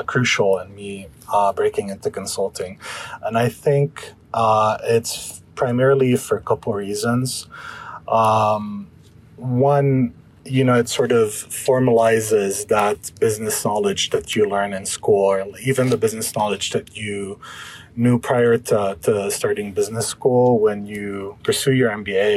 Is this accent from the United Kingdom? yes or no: no; Lebanon; moved away; I'm originally from Lebanon.